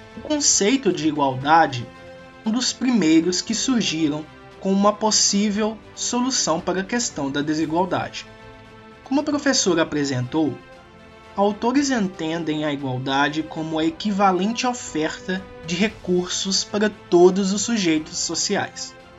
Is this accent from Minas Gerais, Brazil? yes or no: yes; Minas Gerais, Brazil; also born or lived in Belo Horizonte; eu sou de Minas Gerais e eu estudo em Belo Horizonte